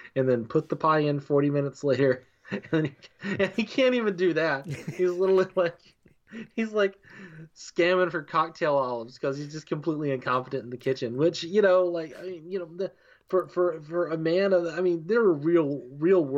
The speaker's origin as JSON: {"language": "English", "region": "Alabama", "country": "United States", "tie": "born or raised there", "also_born_or_lived": "Huntsville, Alabama / Mobile, Alabama", "moved": "as an adult", "said": "I grew up in Alabama"}